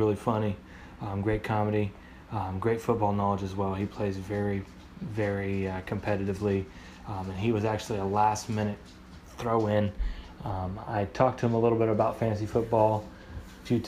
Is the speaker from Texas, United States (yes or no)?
no; Indianapolis, Indiana, United States; we're from Indianapolis